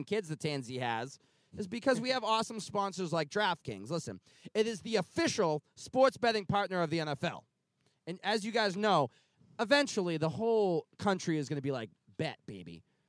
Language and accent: English; Kentucky, United States; I'm from Kentucky.